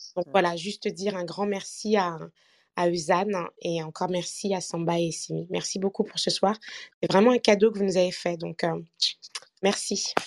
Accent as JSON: {"language": "French", "country": "Martinique", "said": "je suis martiniquaise"}